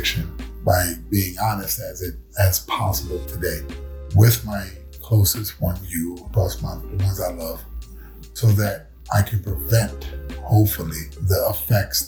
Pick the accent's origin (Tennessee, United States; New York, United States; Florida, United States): New York, United States; New York City; I was born in Bronx. Born in Bronx at Long Hospital, 1972